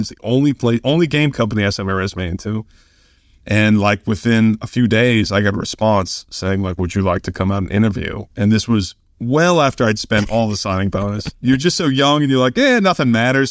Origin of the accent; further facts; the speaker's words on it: Kansas City, United States; moved away; also born or lived in Oklahoma; I was from Kansas City